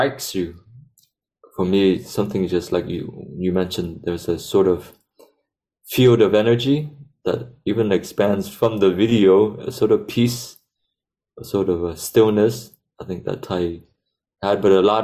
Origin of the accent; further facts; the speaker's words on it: United States; as Vietnamese growing up in America